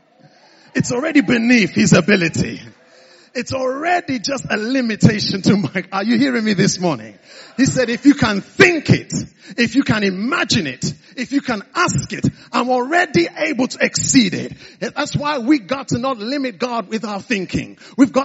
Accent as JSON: {"language": "English", "area": "the East", "region": "eastern Nigeria", "country": "Nigeria", "tie": "born or raised there", "moved": "yes", "lives_now": "United Kingdom", "said": "I was born in the East."}